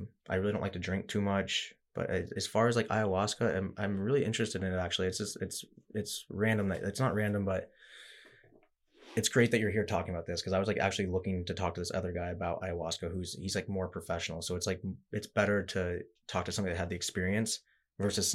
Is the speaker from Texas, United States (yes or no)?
no; Montana, United States; now in New York, United States; where I grew up in Montana